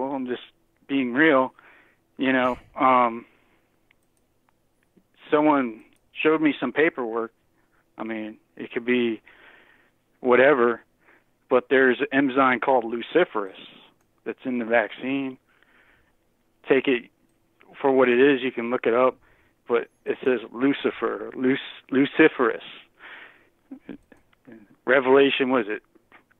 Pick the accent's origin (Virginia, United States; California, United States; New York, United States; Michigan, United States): Virginia, United States; Virginia Beach; I'm from Virginia Beach